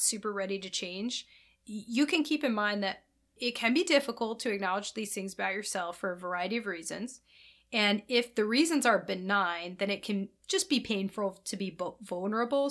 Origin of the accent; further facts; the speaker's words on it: Midwest, United States; we're both from Midwest